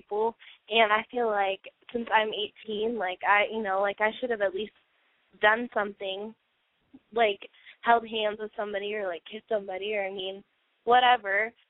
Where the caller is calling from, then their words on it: Battle Ground, Washington, United States; I'm calling from Battleground, Washington